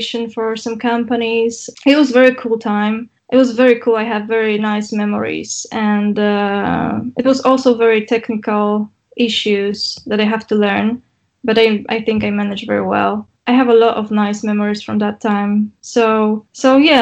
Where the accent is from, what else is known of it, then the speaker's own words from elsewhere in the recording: Poznań, Greater Poland, Poland; my hometown in Poznań